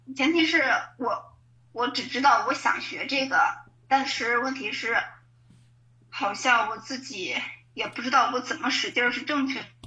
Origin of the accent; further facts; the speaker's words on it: Anhui, China; also born or lived in Beijing; now in Shanghai, China; 现居上海，在嗯。上海，我的男朋友也在上海，所以我就来上海了。然后我老家是安徽的